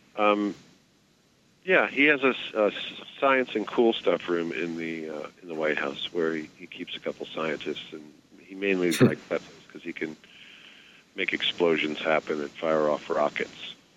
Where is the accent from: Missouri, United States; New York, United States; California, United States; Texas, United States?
New York, United States; New York City; I grew up in New York City